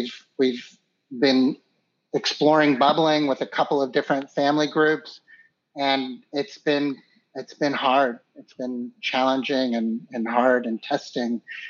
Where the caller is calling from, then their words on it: Philadelphia, Pennsylvania, United States; So I'm calling from Philadelphia.